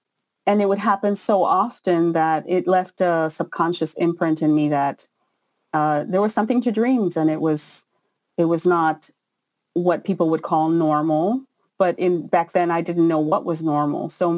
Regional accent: Israel; also born or lived in Peru; No, I was born in Peru, but my father had got a job in Israel, and he was trying to, you know, come out of poverty.

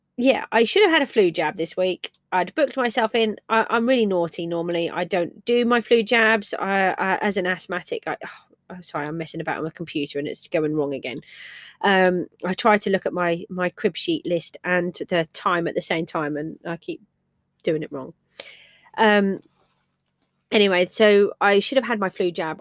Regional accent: England, United Kingdom; I'm English

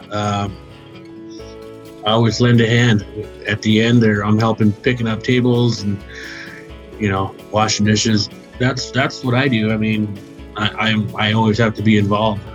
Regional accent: Wyoming, United States; moved away as an adult; now in New Brighton, Minnesota, United States; I was born in the state of Wyoming

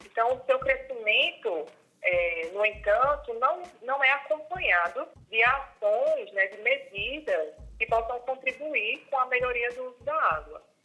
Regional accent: Campina Grande, Paraíba, Brazil; eu nasci e cresci em Campina Grande

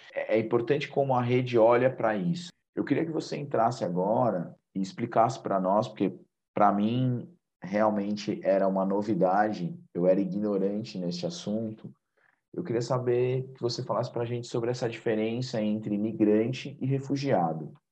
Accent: São Paulo, Brazil; Eu sou paulista, paulistano, minha filha e minha esposa também

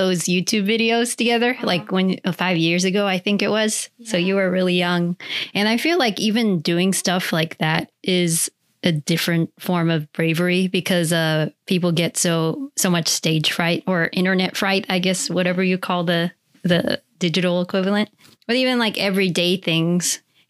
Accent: Virginia, United States; also born or lived in Germany; as you know, I grew up in Germany in Virginia, and then our family is Filipino.

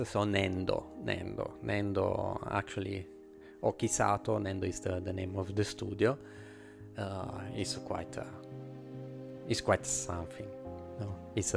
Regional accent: Italy; accent: Italian; English is a second language; my Italian accent is already strong

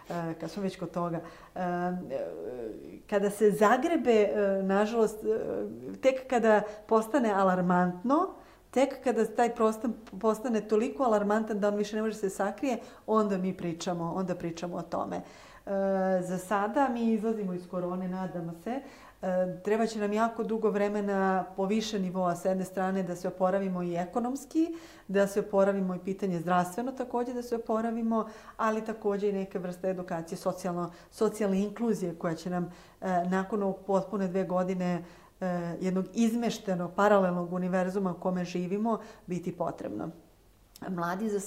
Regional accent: Čačak, Šumadija and Western Serbia, Serbia; ja sam iz Čačka

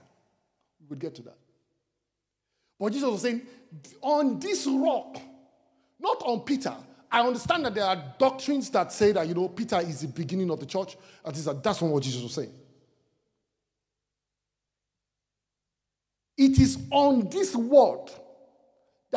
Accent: Nigeria; I am Nigerian because I come from Nigeria.

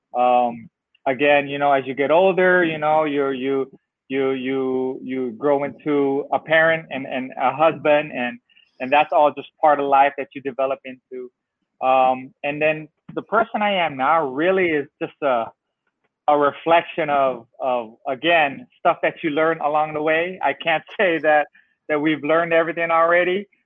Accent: San Francisco, California, United States; I grew up in San Francisco, California.

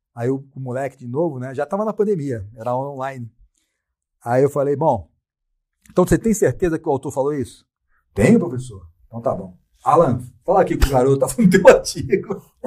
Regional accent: Brazil; sou brasileiro

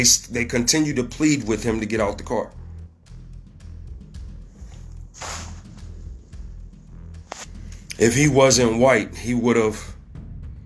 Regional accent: Ohio, United States; here in my home state, Ohio

